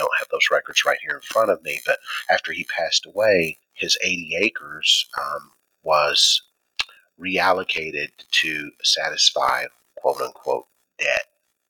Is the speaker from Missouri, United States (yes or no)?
yes; West Plains, Missouri, United States; when we were growing up, I didn't, you know, I thought that there was very few African Americans that lived in West Plains back then